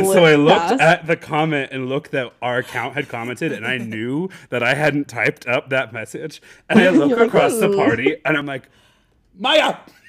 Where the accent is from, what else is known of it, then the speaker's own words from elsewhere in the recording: Nebraska, United States; I'm unfortunately from Nebraska.